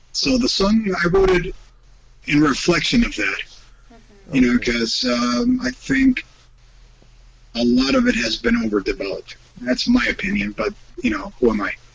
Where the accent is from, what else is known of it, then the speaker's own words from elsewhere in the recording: Spain; moved away; I grew up in Spain in a very Catholic family, and I was raised by my grandparents